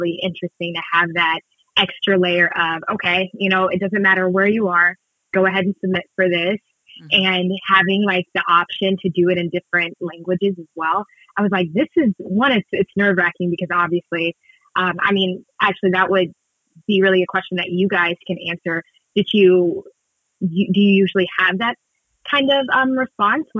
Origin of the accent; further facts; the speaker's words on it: Houston, Texas, United States; moved away as an adult; also born or lived in New York City; I'm originally from Houston, Texas, born and raised, and I moved to New York City when I was 18